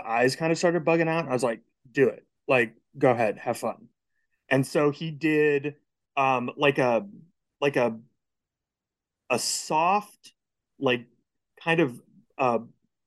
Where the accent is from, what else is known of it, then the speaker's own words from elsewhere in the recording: Lee's Summit, Missouri, United States; also born or lived in Ohio; now in Texas, United States; I grew up in Kansas City, Missouri, in a suburb called Lee Summit